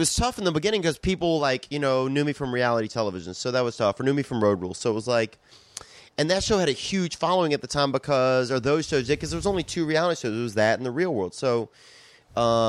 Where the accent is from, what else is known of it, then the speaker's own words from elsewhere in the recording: Covington, Louisiana, United States; I grew up in Covington, Louisiana.